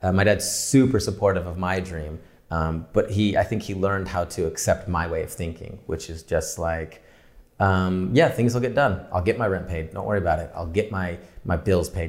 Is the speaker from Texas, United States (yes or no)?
no; San Diego, California, United States; also born or lived in Orange County; now in Los Angeles, United States; I grew up in San Diego, um, and then moved to Orange County for school